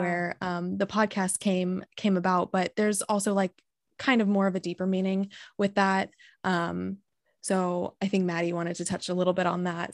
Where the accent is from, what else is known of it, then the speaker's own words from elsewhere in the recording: San Diego, California, United States; moved away as an adult; now in Michigan, United States; I'm from San Diego